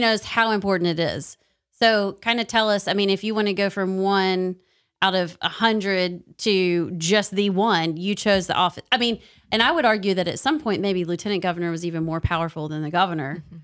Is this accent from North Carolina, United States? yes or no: no; Knoxville, Tennessee, United States; I'm from Knoxville